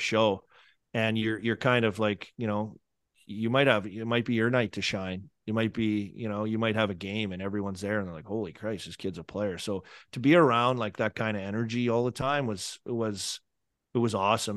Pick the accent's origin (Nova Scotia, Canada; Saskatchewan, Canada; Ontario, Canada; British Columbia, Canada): Saskatchewan, Canada; Saskatoon; now in United States; growing up in Saskatoon